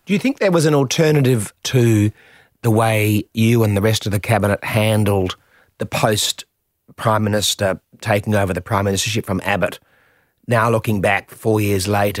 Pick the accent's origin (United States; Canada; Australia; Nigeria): Australia; Adelaide, South Australia; I was from Adelaide